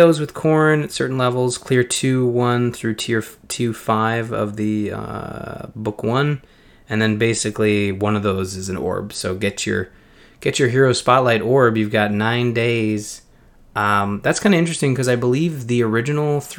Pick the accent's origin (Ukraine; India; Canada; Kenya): Canada; I'm a Canadian